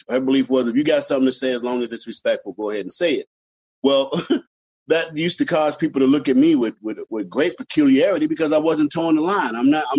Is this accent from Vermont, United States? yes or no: no; Chicago, Illinois, United States; I was born and raised on the South Side of Chicago to a single mom.